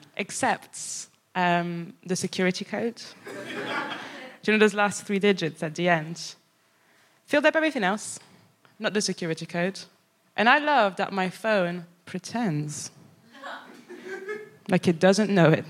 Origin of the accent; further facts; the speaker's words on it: Paris, Île-de-France, France; moved away as an adult; also born or lived in Birmingham; now in England; I'm from Paris